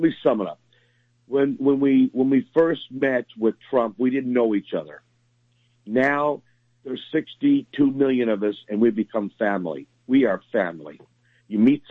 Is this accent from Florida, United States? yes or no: yes; South Florida, United States; moved away; I'm from South Florida originally